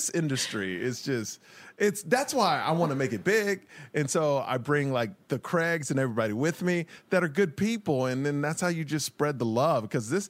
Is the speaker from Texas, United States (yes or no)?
yes; Houston, Texas, United States; moved away as an adult; also born or lived in Miami; now in Los Angeles, United States; because I'm not from here, I'm from Houston.